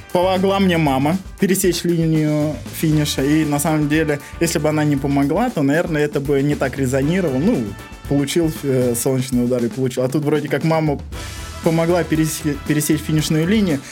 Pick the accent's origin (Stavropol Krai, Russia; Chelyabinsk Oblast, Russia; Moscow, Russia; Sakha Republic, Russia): Sakha Republic, Russia; Yakutia